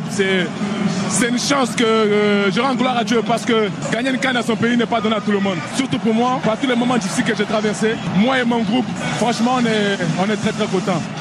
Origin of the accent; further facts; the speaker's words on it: Côte d’Ivoire; C'est pas une surprise pour nous les Ivoiriens. Toi, Ivoiriens, c'est pas une surprise.